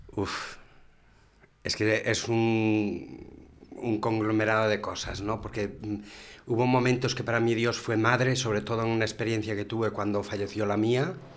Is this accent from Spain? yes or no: yes; Galicia, Spain; moved away as an adult; now in Gijón, Spain; soy gallego